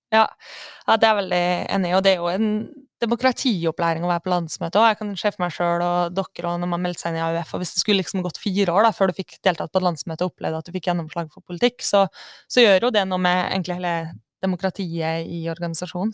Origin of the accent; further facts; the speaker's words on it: Kristiansund, Møre og Romsdal, Norway; jeg kommer fra Kristiansund